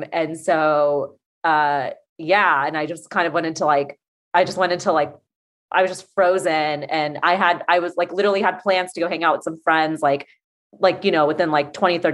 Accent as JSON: {"language": "English", "town": "Atlanta", "region": "Georgia", "country": "United States", "said": "I'm from Atlanta"}